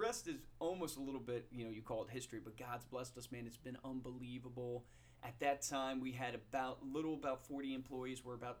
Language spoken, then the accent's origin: English; Central Virginia, United States; moved away; Now, I grew up in Central Virginia, so I'm not a Philly boy at heart.